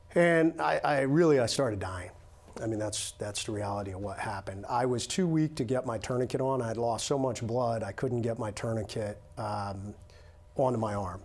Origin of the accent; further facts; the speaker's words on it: United States; I'm an American